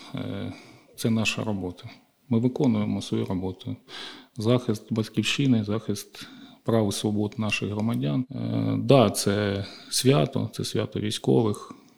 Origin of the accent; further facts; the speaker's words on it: Kharkiv, Kharkiv Oblast, Ukraine; нашого рідного міста Харків